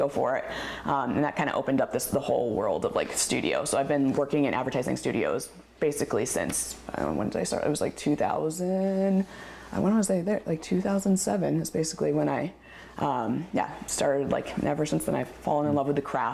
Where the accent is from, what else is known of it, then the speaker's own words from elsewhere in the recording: Colorado, United States; moved away as an adult; also born or lived in Massachusetts; now in Oregon, United States; I basically call myself a Colorado native because I lived there my whole entire life